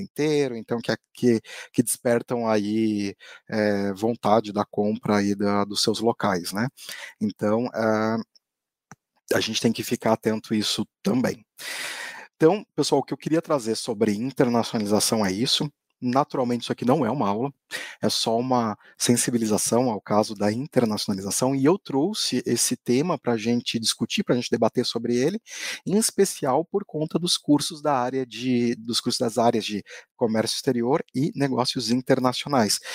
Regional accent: Brazil

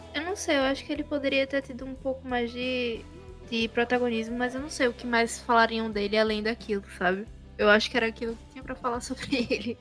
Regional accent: Northeast Region, Brazil; quando eu era pequena, eu também não achava tão legal ser nordestina

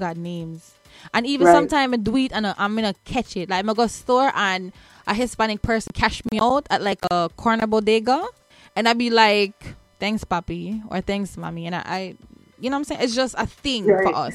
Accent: Jamaica; also born or lived in New Jersey; now in United States; Growing up, I was bullied, not necessarily for being Black, but for being Jamaican

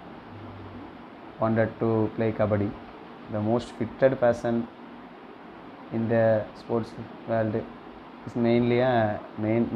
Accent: Kanyakumari district, Tamil Nadu, India; moved away as an adult; now in Coimbatore, India; I done my school and college studies in Kanyakumari

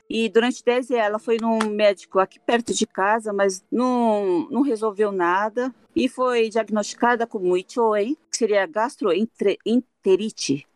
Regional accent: Brazil; moved away as an adult; now in Hokkaido, Japan; eu saí do Brasil com 22 anos e vim para o Japão

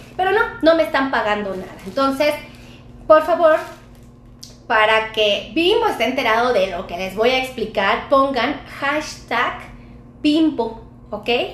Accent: Mexico; Muchos de los mexicanos tenemos acceso a este pan

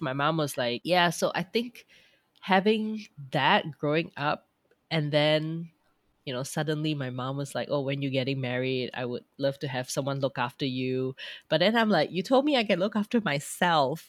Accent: Petaling Jaya, Selangor, Malaysia; moved away as an adult; also born or lived in Australia; now in Frankfurt area, Germany; I am actually from Petalinjaya.

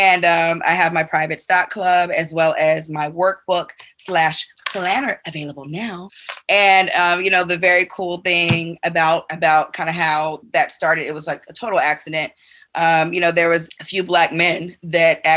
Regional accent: Chicago, Illinois, United States; moved away; also born or lived in Atlanta; I am from the South Side of Chicago, born and raised

